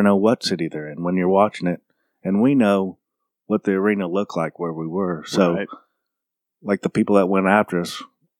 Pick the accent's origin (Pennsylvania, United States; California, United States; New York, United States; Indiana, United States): Indiana, United States; Fountain County; we're from Fountain County, Indiana